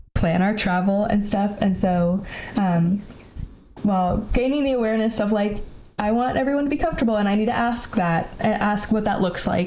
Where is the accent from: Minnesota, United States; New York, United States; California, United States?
California, United States; Bay Area; moved away as an adult; also born or lived in Tacoma, Washington; I grew up in the Bay Area in California